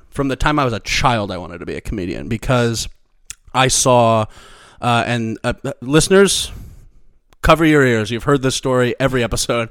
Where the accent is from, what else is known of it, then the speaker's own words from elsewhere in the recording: Missouri, United States; moved away; the school district of my hometown is, like, very, like, renowned sort of for, like, academics in our area